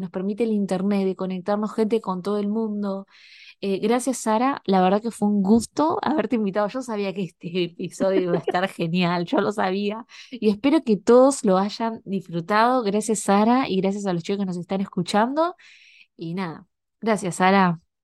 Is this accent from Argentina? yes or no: yes; Argentina; now in Canada; yo soy argentina, pero estoy en Canadá